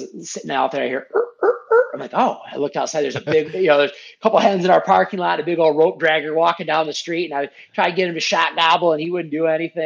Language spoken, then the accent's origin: English; Muskegon, Michigan, United States; also born or lived in Grand Haven, Michigan; I was born and raised in Muskegon, which is just probably 25 minutes north of where I live now